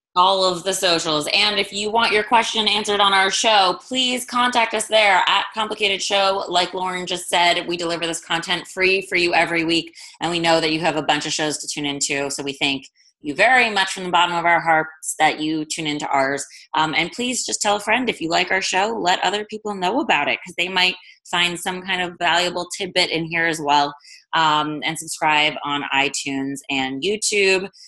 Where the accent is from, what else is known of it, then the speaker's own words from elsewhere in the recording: East Coast, United States; now in West Coast, United States; I'm from the East Coast but live on the West Coast.